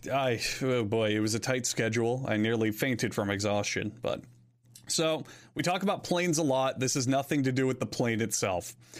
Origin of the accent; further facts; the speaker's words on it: Florida, United States; I know a good amount of Spanish from high school, as well as growing up in Florida